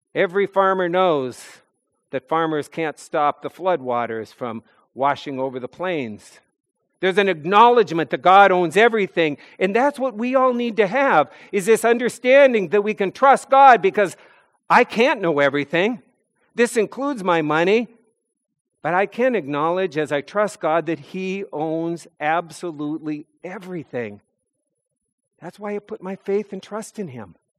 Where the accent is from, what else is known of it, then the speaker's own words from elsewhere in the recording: North Dakota, United States; moved away as an adult; now in New England, United States; Growing up in North Dakota